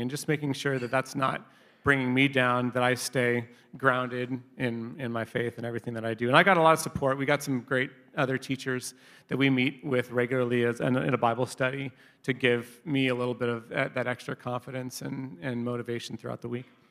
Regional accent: Long Beach, California, United States; also born or lived in Inglewood / Orange County; I was born in Inglewood and then grew up in Long Beach, uh, where I spent most of my childhood

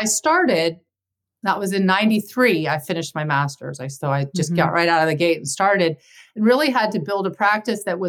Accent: Santa Barbara, California, United States; I grew up in Santa Barbara

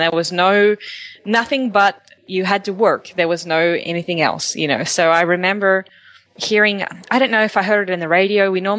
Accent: Australia; moved away as an adult; now in Texas, United States; although I'm Australian and I hadn't really been in Texas that long

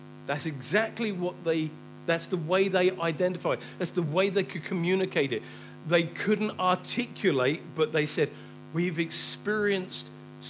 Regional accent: England, United Kingdom; we're too English. We're too British.

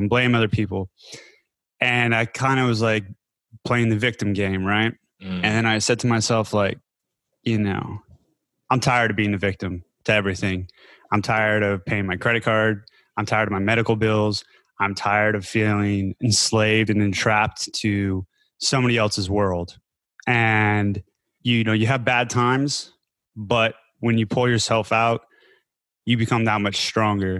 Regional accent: Denver, Colorado, United States; moved away as an adult; also born or lived in California / Berlin, Germany; now in Chiang Mai, Thailand; I'm originally from Denver, Colorado

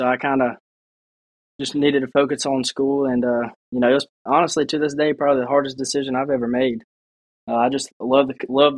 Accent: Hattiesburg, Mississippi, United States; growing up in Hattiesburg, you know, I feel like I've been a Golden Eagle my whole life.

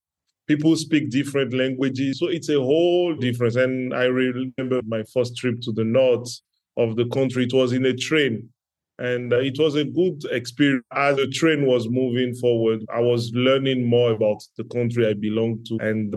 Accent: Benin; English is a second language; moved away as an adult; now in Côte d'Ivoire; I was born in West Africa in Benin Republic, right beside Nigeria. And I grew up in a multicultural family where my dad shares some Ghanaian origin with Benin, and my mom being from Benin.

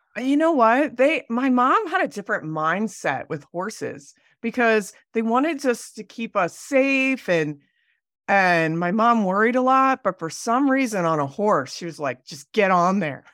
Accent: Pennsylvania, United States; moved away as an adult; also born or lived in Delaware / New York City; now in Jackson Hole, United States; I grew up in Pennsylvania

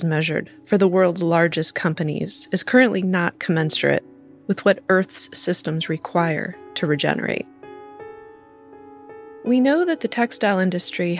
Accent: California, United States; my home state of California

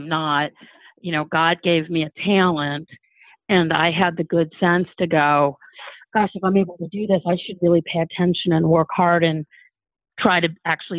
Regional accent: Cleveland, Ohio, United States; I grew up in Cleveland, Ohio, playing competitive golf.

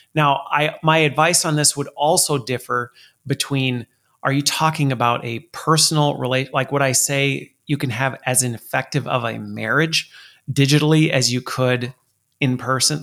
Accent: Colorado, United States; I was born in Colorado

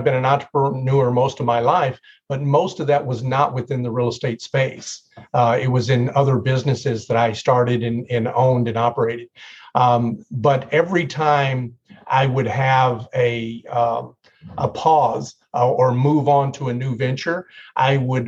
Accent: Tennessee, United States; I grew up in Tennessee

